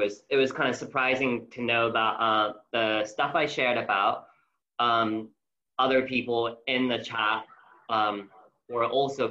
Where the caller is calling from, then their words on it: London, United Kingdom; I'm calling from London in UK.